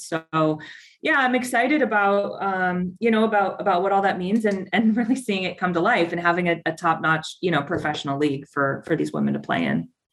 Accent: Tucson, Arizona, United States; I got to know it through my local team in Tucson, mm-hmm. FC Tucson. It's my hometown

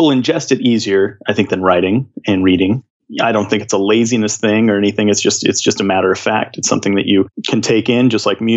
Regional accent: Seattle, Washington, United States; I'm from the Seattle area, and I was a big alt kid, so we had 107.7

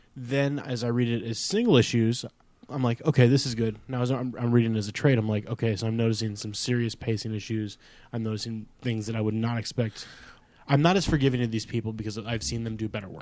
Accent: United States; I grew up about eh, an hour east of Chicago

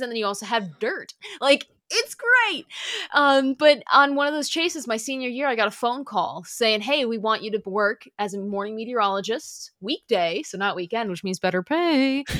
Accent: Michigan, United States; moved away as an adult; also born or lived in Sioux City, Iowa / Valparaiso, Indiana; my home state

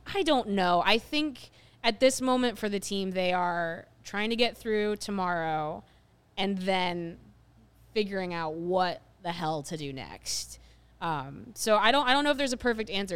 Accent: Ohio, United States; I grew up in Ohio

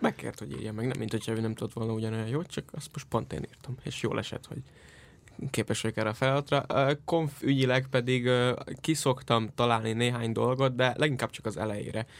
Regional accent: Iszkaszentgyörgy, Fejér, Hungary; az Iszka Szentgyörgyön történt, az én szülőfalumban.

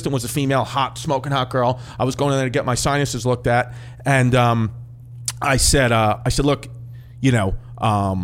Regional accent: New York, United States; I grew up in New York

